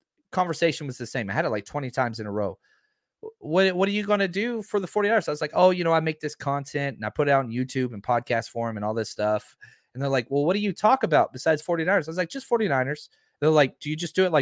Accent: Dallas, Texas, United States; born and raised in Dallas, Fort Worth area

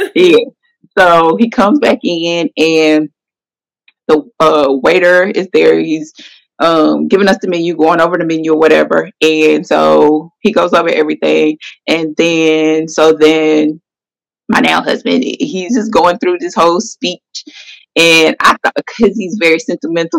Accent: Atlanta, Georgia, United States; from Atlanta, Georgia. Mm-hmm. Born, well, I'm not gonna say born in Atlanta, but close enough. I was here right. since one, so I'm from Atlanta, Georgia

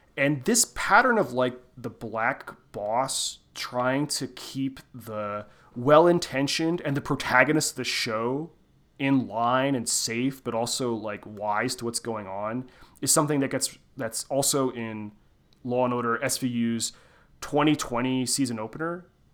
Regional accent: Southeast Pennsylvania, United States; I'm from Southeast Pennsylvania.

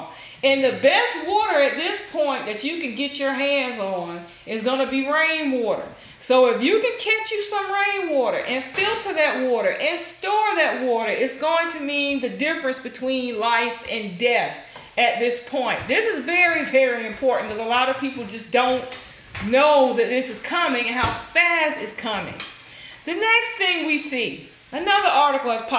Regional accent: the Deep South, United States; we grew up in the South, deep South

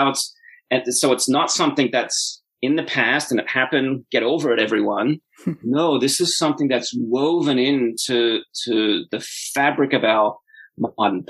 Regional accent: Australia; I grew up in Australia in the 1980s

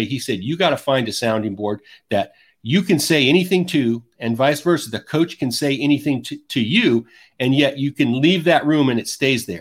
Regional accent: the West, United States; I grew up in the West

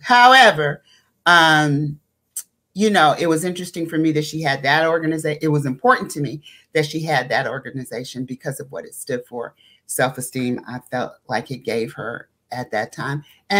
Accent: New York, United States; now in Los Angeles, United States; we came from Harlem, and Harlem was Black and blackity black, black at that time.

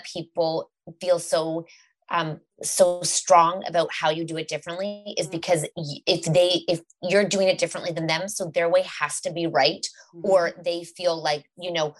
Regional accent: Canada; we're from Canada and we're quite liberal and open here

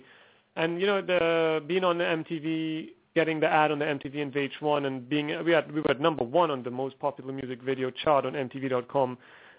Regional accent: Trinidad & Tobago; originally I'm from Trinidad and Tobago. It's a small island in the Caribbean

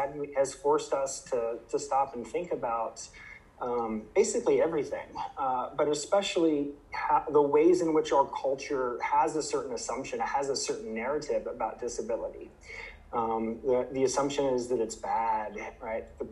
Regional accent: Ohio, United States; moved away as an adult; also born or lived in Idaho; now in Michigan, United States; I grew up in the Midwest. I'm originally from Ohio

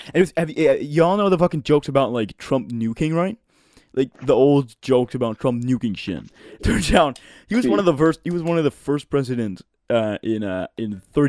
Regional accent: Denmark; I'm from Denmark.

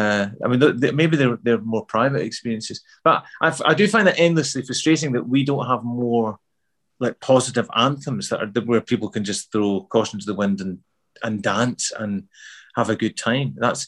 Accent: Glasgow, Scotland, United Kingdom; accent: Glasgow; also born or lived in Midlands; back to Glasgow in the mid 70s, I didn't feel like I fitted in at all. You know, I had to change my accent back from, because I had a Midlands accent when I was a kid. So I had to sort of change that back to a Glasgow accent

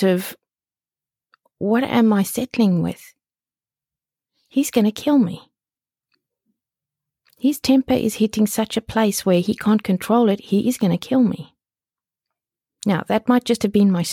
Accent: South Africa; It was in the middle of the country of South Africa. It wasn't Texas, but it was like in the middle of the country, right? And we spoke Afrikaans there, even though I went to an English school. So I grew up fully bilingual

